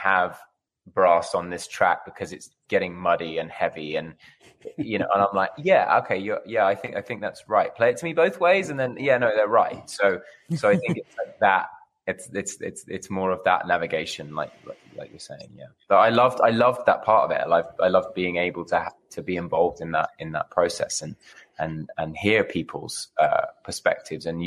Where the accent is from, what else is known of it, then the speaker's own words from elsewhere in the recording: United Kingdom; now in Los Angeles, United States; I'm a Brit in L.A.